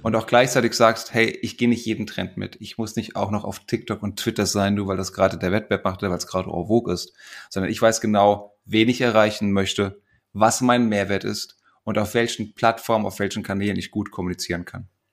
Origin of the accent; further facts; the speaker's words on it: Frankfurt, Hesse, Germany; als Frankfurter Bub